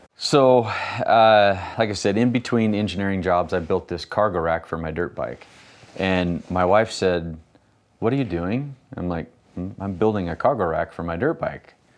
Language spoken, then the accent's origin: English; Ontario, Oregon, United States; also born or lived in Idaho; I grew up in Ontario, Oregon, which is about thirty miles from where we are right now